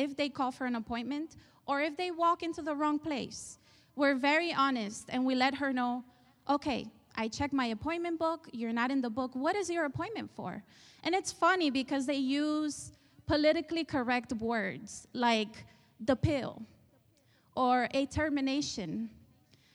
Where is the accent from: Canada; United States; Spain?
Spain; moved away; I was raised in Spain. You probably hear the accent